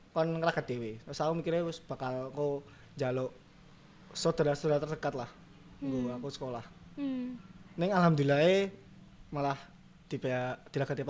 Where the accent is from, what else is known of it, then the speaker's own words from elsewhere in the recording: Java, Indonesia; aku Jawa ini.